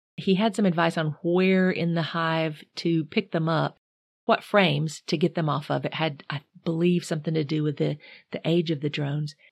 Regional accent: North Carolina, United States; I'm from North Carolina, not Michigan

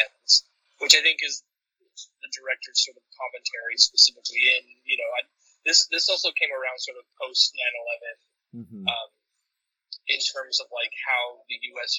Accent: Chile; my home country, Chile

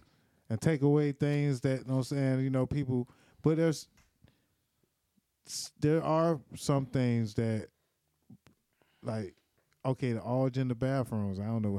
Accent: Miami, Florida, United States; I was born in Miami, Flo Rida.

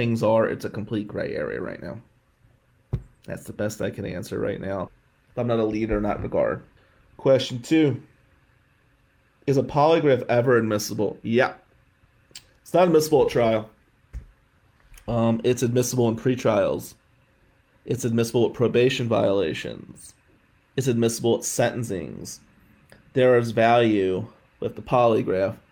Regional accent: Atlantic City, New Jersey, United States; now in Michigan, United States; as a white kid growing up in Atlantic City in the 90s

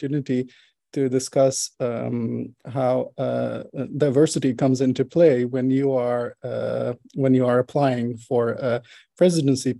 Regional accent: Israel; moved away as an adult; now in Netherlands; I was born and raised in Israel

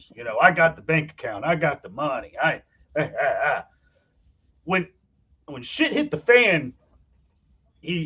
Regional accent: Ohio, United States; I was born in Ohio and we've lived here ever since

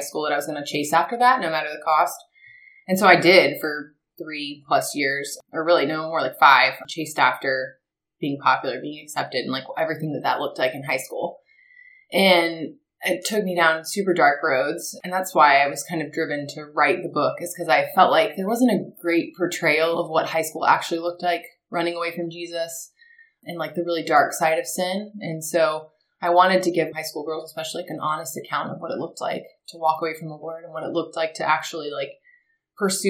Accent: Marietta, Georgia, United States; born or raised there; also born or lived in Auburn

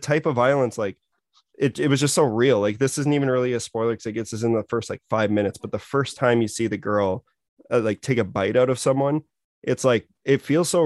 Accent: Saskatoon, Saskatchewan, Canada; we're both from Saskatoon, Saskatchewan

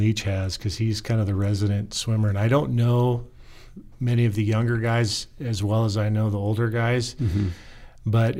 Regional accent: Portland, Oregon, United States; moved away; I come from a city, rather large city, Portland, Oregon.

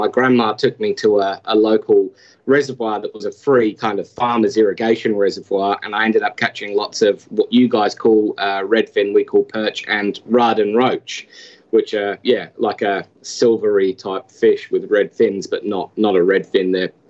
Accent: Suffolk, East of England, United Kingdom; born or raised there; moved away as an adult; now in Australia

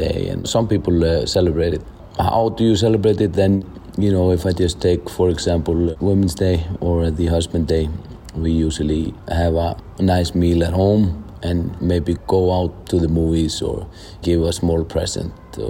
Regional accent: Iceland; I'm from Iceland.

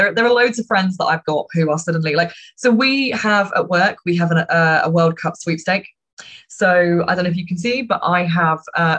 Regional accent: United Kingdom; it's a strange duality to being a Brit. You're both proud and ashamed at the same time.

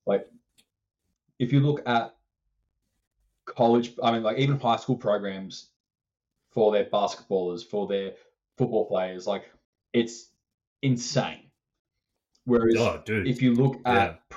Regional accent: Australia; I'm over from Australia.

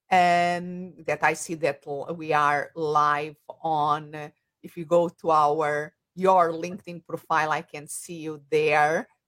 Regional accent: Portugal; English is a second language; moved away as an adult; also born or lived in Spain; I have an accent. And if they are wondering where this accent comes from, I'm originally from Portugal, a little country next to Spain in Europe

